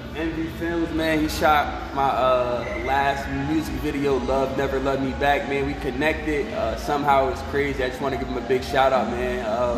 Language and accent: English; New Jersey, United States; also born or lived in Newark; Born and raised in Jersey